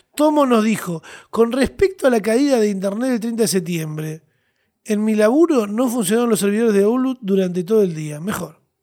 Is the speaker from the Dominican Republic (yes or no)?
no; Argentina; Los argentinos somos gente con pasión